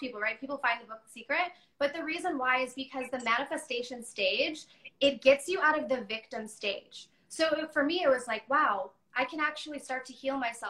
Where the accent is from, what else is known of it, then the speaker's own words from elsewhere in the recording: Chicago, Illinois, United States; also born or lived in Texas / Toronto, Canada; now in Vancouver, Canada; I moved to Chicago. So I lived there for a little while